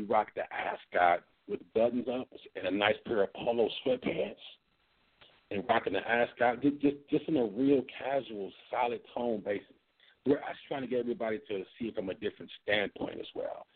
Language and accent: English; Milwaukee, Wisconsin, United States; I grew up in Milwaukee